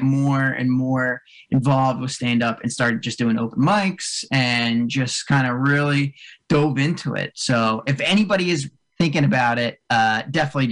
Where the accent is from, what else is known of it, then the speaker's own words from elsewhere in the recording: Cherry Hill, New Jersey, United States; I grew up in South Jersey. I grew up right outside of like Cherry Hill, way down south